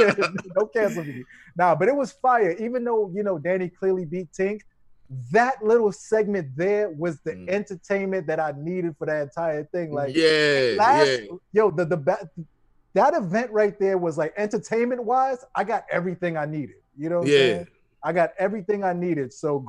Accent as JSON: {"language": "English", "town": "Brooklyn", "region": "New York", "country": "United States", "said": "I'm from Brooklyn."}